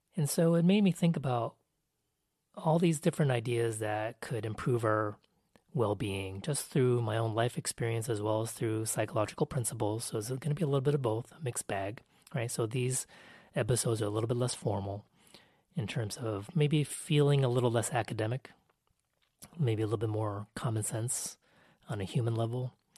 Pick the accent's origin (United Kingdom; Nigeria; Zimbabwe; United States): United States; I'm Asian American